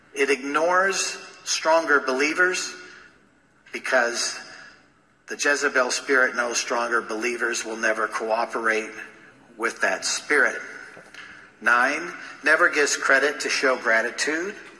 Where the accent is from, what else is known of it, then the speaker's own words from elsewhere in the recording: Los Angeles, California, United States; growing up in Los Angeles, going to school with people who were in Hollywood